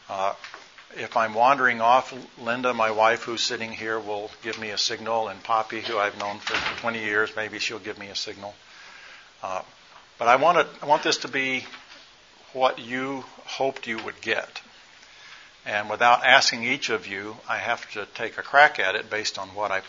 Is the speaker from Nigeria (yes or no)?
yes; Nigeria; born there; I'm a missionary kid, one that mostly grew up. I was born in Nigeria my parents were missionaries.